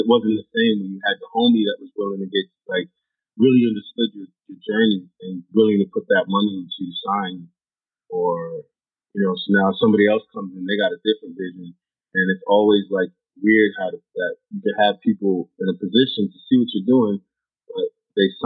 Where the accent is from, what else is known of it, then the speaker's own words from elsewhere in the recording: New York, United States; I think that's one thing about growing up in New York that taught me